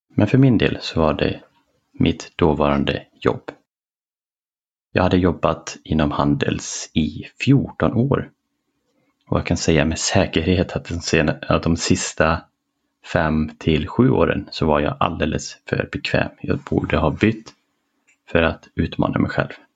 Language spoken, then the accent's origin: Swedish; a small town smaller than Borås, Västra Götaland, Sweden; moved away; ville jag flytta tillbaka till den lilla ska man säga, byn eller mindre stan än Borås eh, där jag växte upp